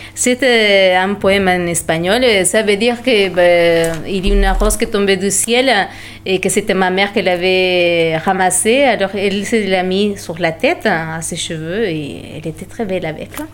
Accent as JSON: {"language": "French", "country": "Peru", "second_language": "French", "moved": "yes", "lives_now": "France", "said": "je parle l'espagnol et le quechua. C'est une langue peruvienne parce que moi je viens de Pérou"}